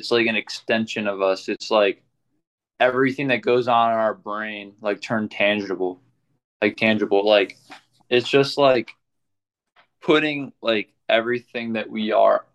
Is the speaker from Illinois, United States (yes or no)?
yes; Rockford, Illinois, United States; I was born in Rockford